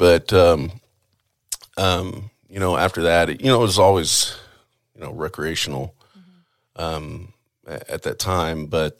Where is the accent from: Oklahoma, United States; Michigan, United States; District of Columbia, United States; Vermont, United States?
Oklahoma, United States; Chickasha; All over. A lot of different towns. But at that time, it was I was in school in Chickasha, Oklahoma.